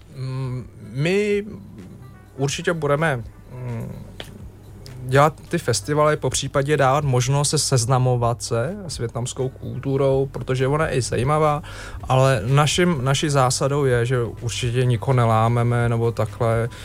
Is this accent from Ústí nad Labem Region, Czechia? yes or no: yes; Chomutov, Ústí nad Labem Region, Czechia; now in Prague, Czech Republic; Já jsem z Ústeckého kraje, jsem vyrůstal v Chomutově